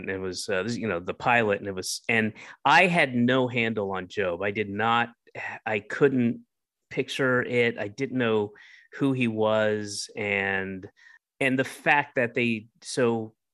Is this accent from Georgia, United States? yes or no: yes; Roswell, Georgia, United States; also born or lived in Atlanta / Florida / Northeast; I was born in Atlanta, and when I was one, I moved to Florida, and then when I was about five, I moved up to the Northeast, and then when I was nine, moved back to Georgia and to, to Roswell